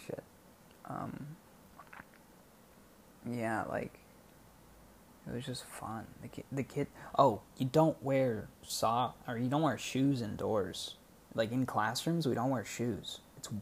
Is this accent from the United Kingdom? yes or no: no; United States; moved away as an adult; now in Bangkok, Thailand; I'm the only American who works there.